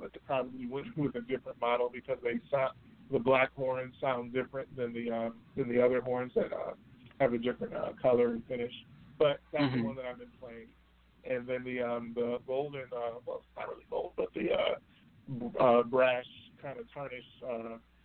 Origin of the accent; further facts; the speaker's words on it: Rochester, New York, United States; my hometown, Rochester, New York